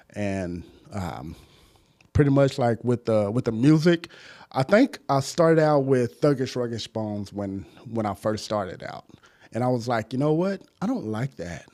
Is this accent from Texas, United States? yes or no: yes; Dallas, Texas, United States; I grew up in Southeast Dallas